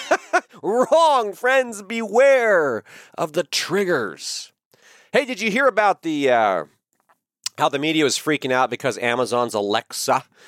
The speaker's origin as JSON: {"language": "English", "country": "United States", "said": "I am an American patriot"}